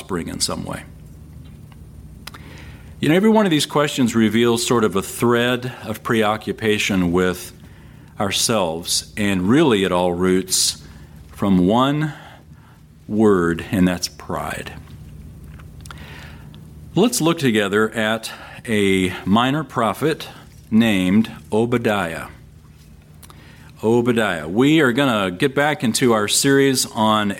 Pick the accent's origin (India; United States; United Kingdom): United States; San Antonio, Texas; I grew up in San Antonio